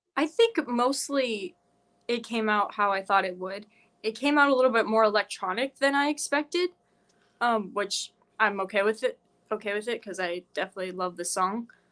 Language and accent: English; Carroll, Iowa, United States; I'm from Carroll, Iowa